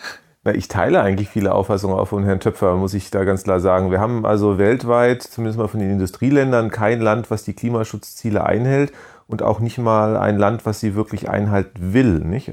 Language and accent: German; Germany; als Deutscher